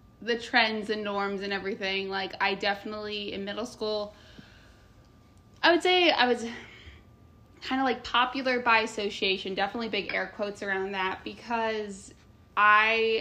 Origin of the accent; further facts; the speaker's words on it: Indiana, United States; moved away as an adult; I was disgustingly nice from Indiana at an East Coast school